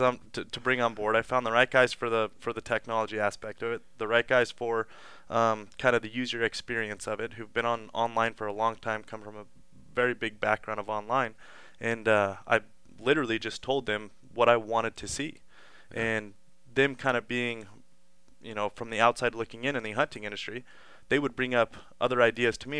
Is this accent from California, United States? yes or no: no; Las Vegas, Nevada, United States; growing up in Las Vegas my whole life